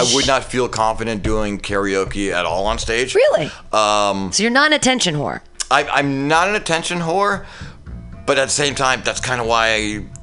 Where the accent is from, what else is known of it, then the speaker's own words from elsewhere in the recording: New York, United States; born there; um, I was born in New York, so I feel like I've got a lot of the New York attitude still.